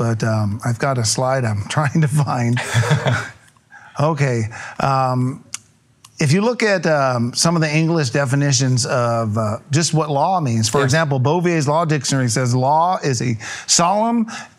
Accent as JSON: {"language": "English", "region": "California", "country": "United States", "said": "Yes, we're from Riverside County, California."}